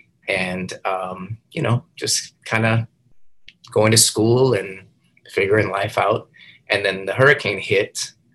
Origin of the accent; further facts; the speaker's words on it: New Orleans, Louisiana, United States; I'm from New Orleans, here in Louisiana. My parents are from Canada, and my sister and I are the first born in the United States.